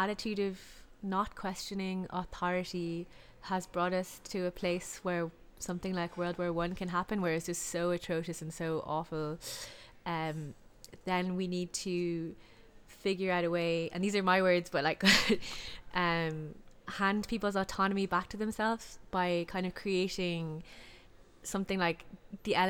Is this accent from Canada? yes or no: no; Lahinch, Munster, Ireland; I'm from Lahinch